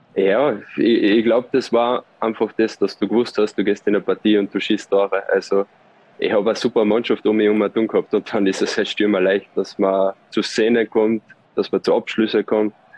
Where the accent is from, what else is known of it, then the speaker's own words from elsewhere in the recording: Austria; moved away as an adult; now in Switzerland; so oft bekommst du als Österreicher nicht die Chance, in der Schweiz Fußball zu spielen